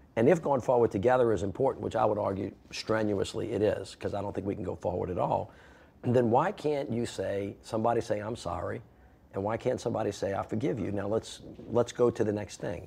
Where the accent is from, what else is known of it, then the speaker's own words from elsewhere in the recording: New Orleans, Louisiana, United States; I'm from New Orleans